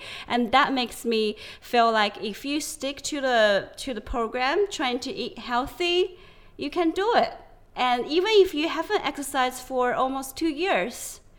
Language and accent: English; China; like from when I grew up like back in China, it's very common to hang your clothes in the sun.